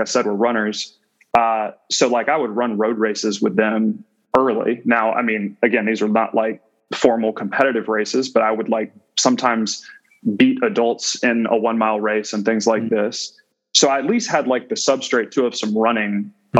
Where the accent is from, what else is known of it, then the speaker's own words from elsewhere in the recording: central Georgia, United States; growing up in Georgia, there's an ecosystem that surrounds you where football is primary, at least in the sort of central Georgian area that I'm from.